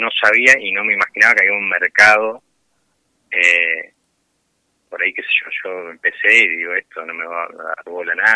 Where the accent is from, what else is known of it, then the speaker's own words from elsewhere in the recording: Pergamino, Buenos Aires Province, Argentina; de Pergamino, sí.